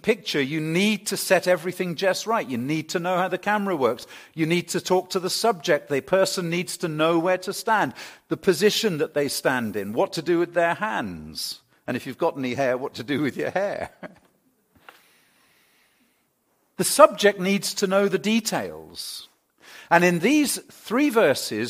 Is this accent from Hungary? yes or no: no; England, United Kingdom; moved away; I come from England